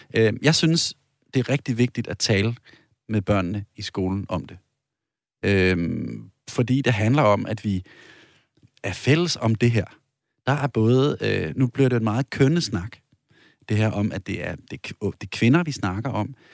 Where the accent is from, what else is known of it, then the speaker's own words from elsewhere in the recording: Denmark; moved away; hvor jeg er vokset op i provinsen